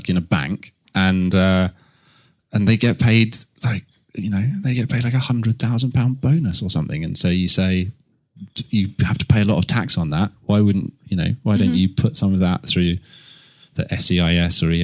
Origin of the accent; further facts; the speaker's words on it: Canterbury, South East England, United Kingdom; I grew up in Canterbury.